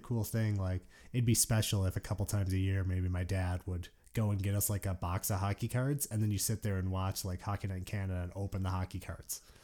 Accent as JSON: {"language": "English", "town": "Detroit", "region": "Michigan", "country": "United States", "tie": "born or raised there", "moved": "as an adult", "said": "I grew up in Detroit, yeah. Lived there, uh, until I was twenty years old"}